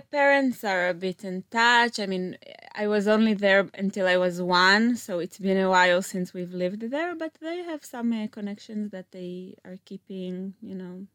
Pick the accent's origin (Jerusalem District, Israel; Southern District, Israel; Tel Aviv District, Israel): Southern District, Israel; Meitar; also born or lived in Philadelphia; originally, I'm from Meital, which is next to Beersheba, like a small suburb.